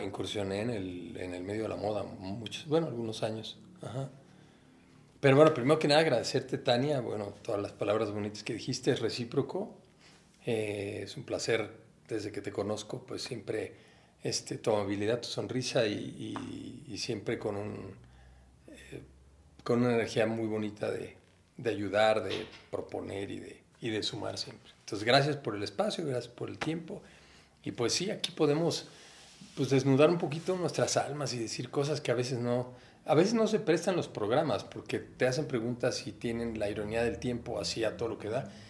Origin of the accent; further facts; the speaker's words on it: Orizaba, Veracruz, Mexico; now in Mexico City, Mexico; yo vengo de Orizaba, Veracruz, allá nací el 27 de agosto de 1900